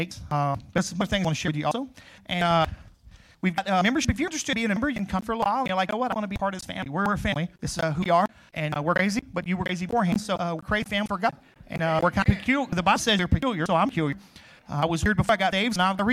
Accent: Crowley, United States; moved away; I grew up in Crowley, which is, West Fields

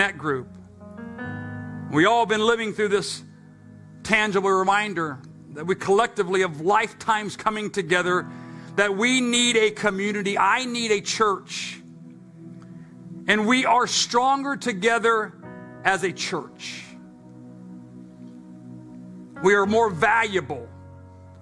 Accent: England, United Kingdom; accent: English; my English accent

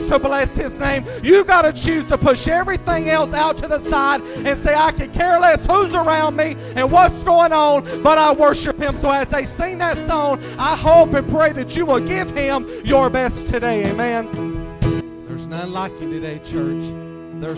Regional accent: Statesville, North Carolina, United States; accent: southern drawl; I am from Statesville, born and raised there

